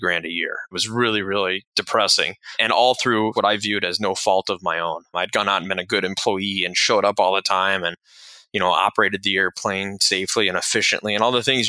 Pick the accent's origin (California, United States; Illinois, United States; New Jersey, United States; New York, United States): California, United States; Lake Tahoe; moved away as an adult; also born or lived in Daytona Beach, Florida; I grew up out in Lake Tahoe, California, left and went to an aviation school in Daytona Beach, Florida